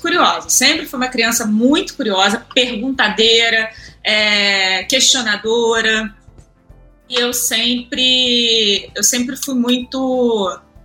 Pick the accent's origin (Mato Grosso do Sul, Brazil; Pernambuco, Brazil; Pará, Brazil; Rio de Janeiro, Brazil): Rio de Janeiro, Brazil; eu sou carioca, tenho 35 anos é, sou nascida e criada no subúrbio do, do Rio